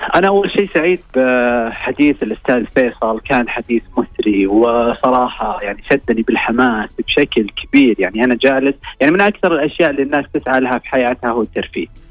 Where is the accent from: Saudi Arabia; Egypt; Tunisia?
Saudi Arabia; عندنا في السعوديه